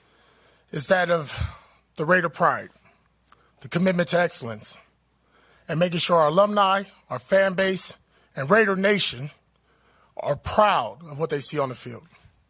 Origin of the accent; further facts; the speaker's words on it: Compton, California, United States; I grew up in Compton, California